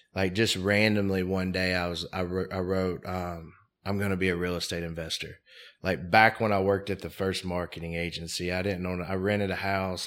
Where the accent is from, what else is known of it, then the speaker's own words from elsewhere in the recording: Mobile, Alabama, United States; I grew up in Mobile, Alabama